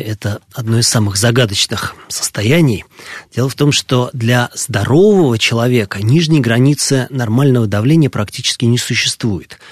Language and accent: Russian; Moscow, Russia; я родился и вырос в Москве